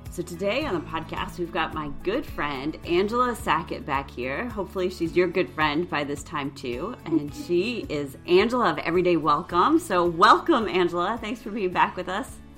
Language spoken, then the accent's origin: English; New York, United States; also born or lived in Illinois; we moved from Illinois to New York when I was going into fifth grade. So I have a few more memories of like my adult, like my teen years in that house.